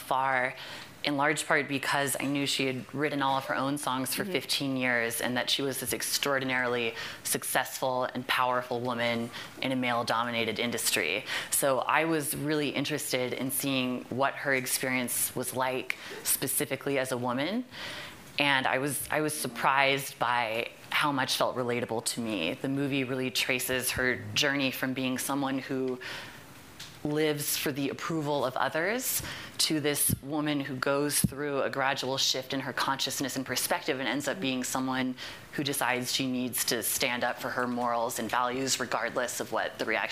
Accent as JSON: {"language": "English", "town": "Fort Worth", "region": "Texas", "country": "United States", "tie": "born or raised there", "said": "my hometown of Fort Worth, Texas"}